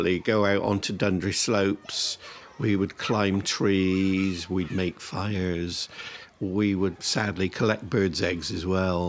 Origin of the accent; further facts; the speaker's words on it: Bristol, South West England, United Kingdom; moved away as an adult; I was brought up in Hartcliffe from about 1952 and left when I got married in 1974